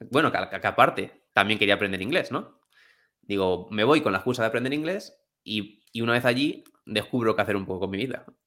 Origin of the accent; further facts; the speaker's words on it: Alcázar de San Juan, Castilla-La Mancha, Spain; also born or lived in England; Yo soy de Alcázar de San Juan, que es un pueblo de Ciudad Real.